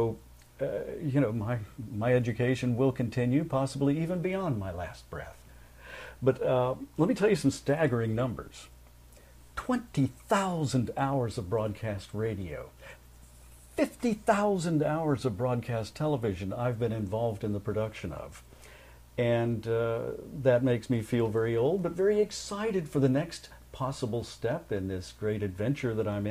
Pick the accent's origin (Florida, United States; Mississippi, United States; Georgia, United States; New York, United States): Florida, United States; Jacksonville; moved away as an adult; also born or lived in Los Angeles, California; I returned to my hometown of Jacksonville, Florida